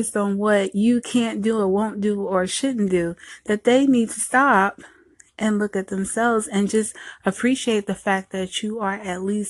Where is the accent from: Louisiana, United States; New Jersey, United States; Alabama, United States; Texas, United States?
New Jersey, United States; now in Southern United States; I was born and raised in Jersey and later on moved to the South